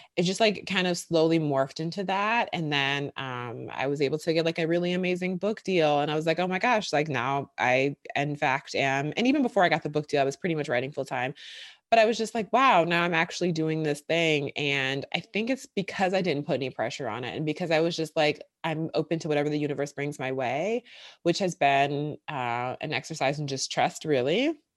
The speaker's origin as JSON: {"language": "English", "town": "Milwaukee", "region": "Wisconsin", "country": "United States", "tie": "born or raised there", "moved": "as an adult", "lives_now": "Brooklyn, United States", "said": "I'm from Wisconsin, from Milwaukee, born and raised there, went to college there"}